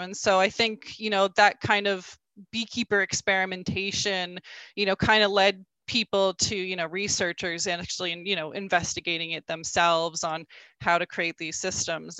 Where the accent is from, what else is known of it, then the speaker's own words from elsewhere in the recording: rural Alberta, Canada; I grew up in, in rural Alberta